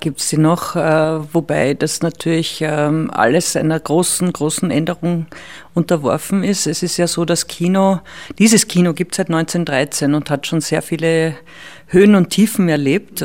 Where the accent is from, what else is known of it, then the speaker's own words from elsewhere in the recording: Salzkammergut, Upper Austria, Austria; moved away as an adult; now in Vienna, Austria; ich komme aus dem Salzkammergut und, und bin dann nach Wien zum Studieren gekommen